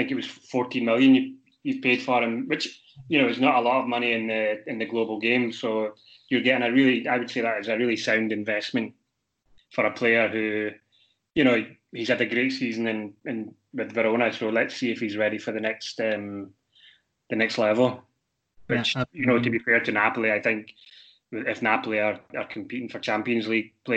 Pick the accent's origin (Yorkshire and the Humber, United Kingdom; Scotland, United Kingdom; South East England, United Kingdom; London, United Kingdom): Scotland, United Kingdom; Glasgow; moved away; Glasgow Rangers, which is my hometown